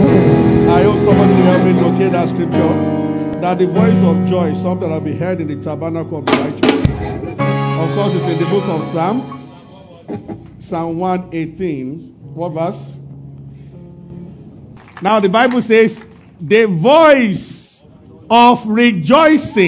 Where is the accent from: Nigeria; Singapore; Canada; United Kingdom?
Nigeria; Abeokuta, Ogun State; growing up in Abeokuta as a boy